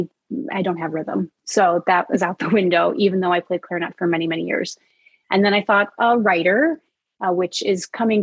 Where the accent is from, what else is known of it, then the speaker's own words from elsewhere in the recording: Rochester, New York, United States; moved away as an adult; I was really fortunate being born and raised in Rochester, New York